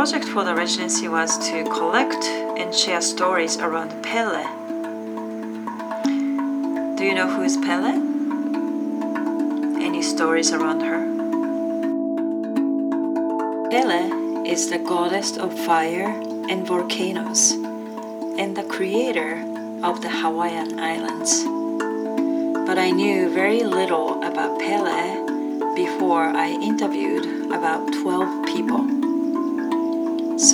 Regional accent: Tokyo, Japan; moved away as an adult; also born or lived in Seattle, Washington, United States; I'm originally from Tokyo, Japan, and moved to Seattle, Washington, USA, about 29 years ago

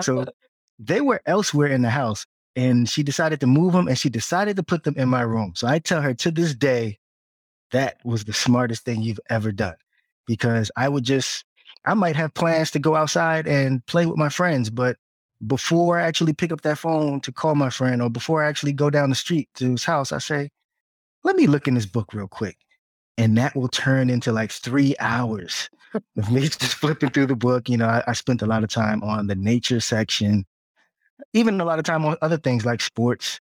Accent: Piscataway, New Jersey, United States; moved away as an adult; also born or lived in Newark, New Jersey / Hampton, Virginia / Atlanta, Georgia; now in Washington, D.C. metro area, United States; Well, I was born in Newark, New Jersey, but as a young child in early elementary school, we moved to the suburbs in Piscataway, New Jersey, so central Jersey

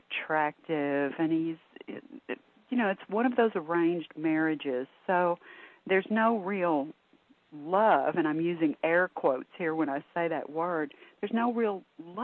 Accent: Texas, United States; I'm a Texan too

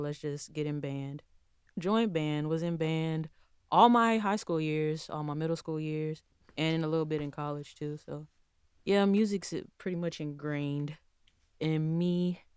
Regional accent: Houston, Texas, United States; moved away as an adult; now in Tallahassee, United States; I was born and raised in Houston, Texas

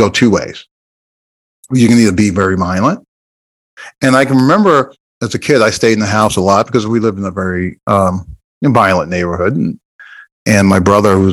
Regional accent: Jersey City, New Jersey, United States; moved away; also born or lived in Iowa; I'm originally from Jersey City, New Jersey

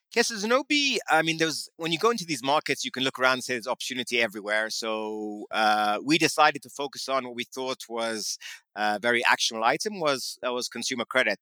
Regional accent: London, United Kingdom; moved away; also born or lived in New York City; I grew up in uh, in London, in central London

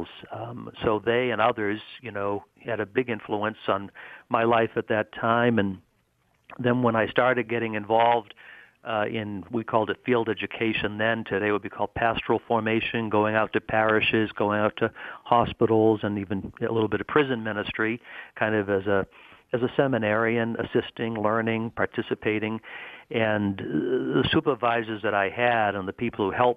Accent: Boston, Massachusetts, United States; I grew up in Greater Boston, Massachusetts, in a suburb of Boston

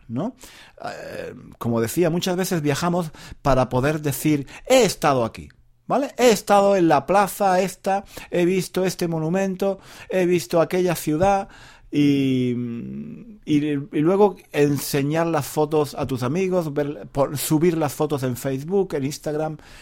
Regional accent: Granada, Andalusia, Spain; moved away; Granada, mi ciudad natal

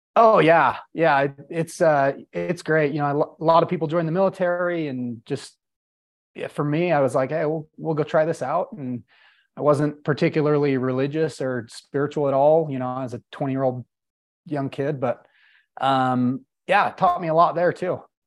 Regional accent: Salt Lake City, Utah, United States; I born and raised in Salt Lake City, Utah

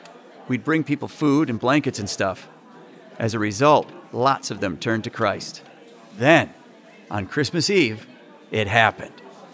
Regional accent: Emerado, North Dakota, United States; No, I'm a rancher from Emerado.

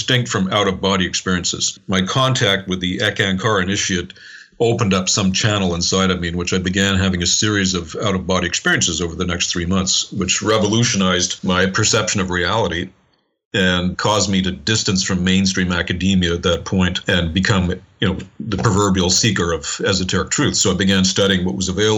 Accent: Montreal, Quebec, Canada; I was born and raised in Montreal in Canada, born in 1959

